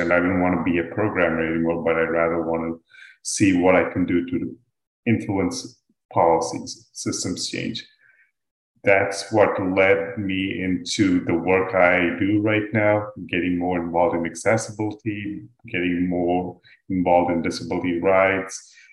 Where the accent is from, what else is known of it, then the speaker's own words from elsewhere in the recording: Dubai, United Arab Emirates; moved away as an adult; also born or lived in India; now in United States; I'm originally from India. I grew up in Dubai, and then I came to the US